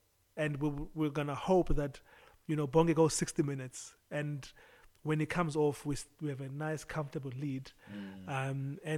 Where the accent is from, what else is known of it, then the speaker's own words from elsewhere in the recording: Mthatha, Eastern Cape, South Africa; moved away; also born or lived in East London; growing up in Mthatha and East London